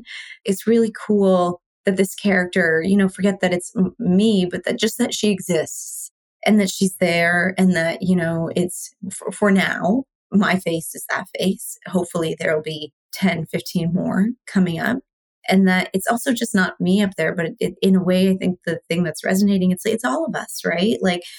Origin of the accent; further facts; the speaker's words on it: Canada; also born or lived in India; So I was born in India. And so I moved to Canada with my mom and my sister. My dad was already here when I was 4.